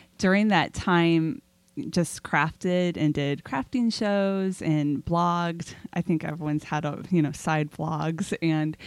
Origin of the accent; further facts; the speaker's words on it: Southern California, United States; I grew up in Southern California